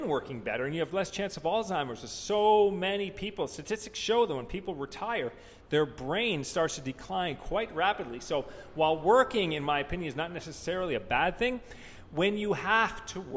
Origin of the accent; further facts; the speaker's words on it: Canada; I'm Canadian